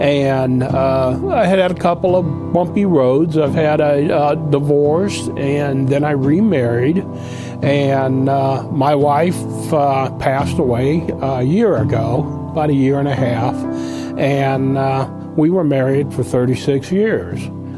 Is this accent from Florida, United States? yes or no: no; Omaha, Nebraska, United States; accent: Yankee; moved away; also born or lived in Albany, Georgia / Montgomery, Alabama; I'm originally from Omaha, Nebraska, but my dad was in the cattle business, and we moved down south, and south being, first of all, Albany, Georgia, and then eventually Montgomery, Alabama, when I was 15.